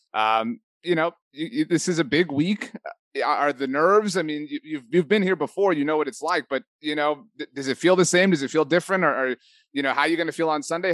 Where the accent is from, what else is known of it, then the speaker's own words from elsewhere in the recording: South Texas, United States; I'm from South Texas